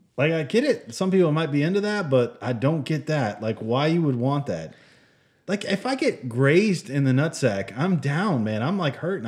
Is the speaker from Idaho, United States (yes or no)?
no; Michigan, United States; moved away; I was born in Michigan, and I spent some time there